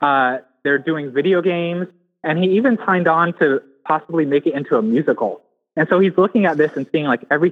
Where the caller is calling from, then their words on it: San Diego, California, United States; Hey, Joe and Matt. … calling from San Diego.